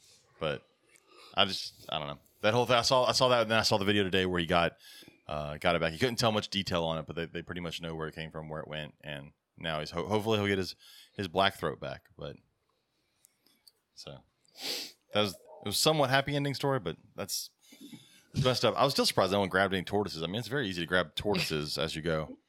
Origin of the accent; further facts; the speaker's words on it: Ontario, Canada; I'm from Ontario, Canada, and the black dragon